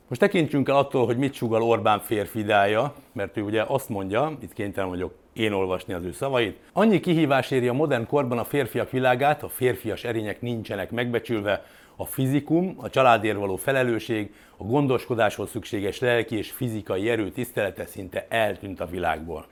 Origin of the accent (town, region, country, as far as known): Hungary